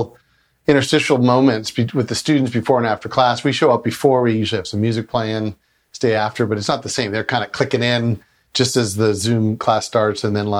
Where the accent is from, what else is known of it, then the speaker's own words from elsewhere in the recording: Wooster, Ohio, United States; I went to junior high and high school in the same city town area as her, which is Worcester, W-O-O-S-T-E-R.